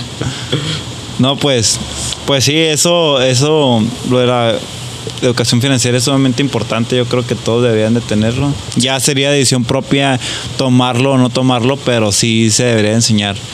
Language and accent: Spanish; Mexico; nosotros como mexicanos o como latinos